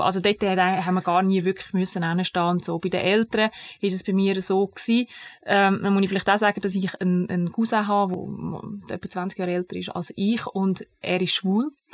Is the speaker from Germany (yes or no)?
no; Zug, Switzerland; ich bin im Kanton Zug aufgewachsen